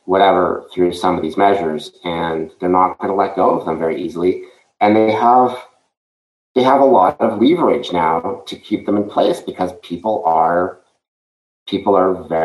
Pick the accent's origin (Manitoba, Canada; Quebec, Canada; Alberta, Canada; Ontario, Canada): Quebec, Canada; Montreal; now in Florida, United States; I grew up in Montreal